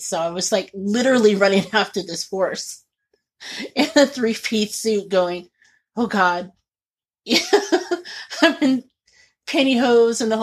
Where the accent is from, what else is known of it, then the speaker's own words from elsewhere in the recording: Indiana, United States; I grew up in Indiana